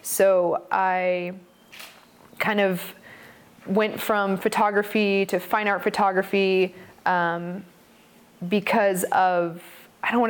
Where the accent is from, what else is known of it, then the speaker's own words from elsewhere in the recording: Charlotte, North Carolina, United States; now in Oregon, United States; I grew up in Charlotte, North Carolina, in an art gallery, actually right above it